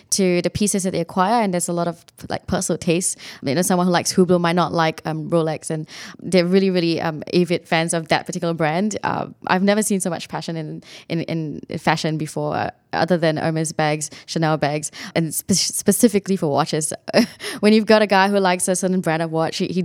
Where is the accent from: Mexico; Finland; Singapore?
Singapore; moved away; I, I came here from Singapore. Um, it was a little bit different for me. It's a bit of a culture shock in some ways